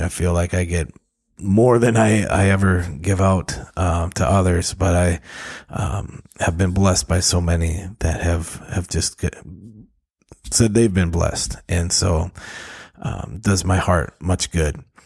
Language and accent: English; Duluth, Minnesota, United States; moved away; my hometown in Duluth, Minnesota